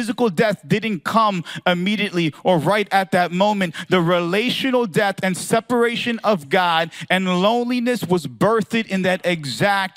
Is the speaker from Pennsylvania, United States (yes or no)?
yes; Philadelphia, Pennsylvania, United States; I'm from Philadelphia